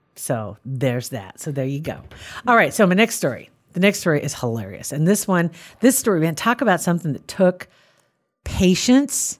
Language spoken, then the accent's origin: English; Ashland, Nebraska, United States; I'm from Ashland in Saunders County, barely in Saunders County.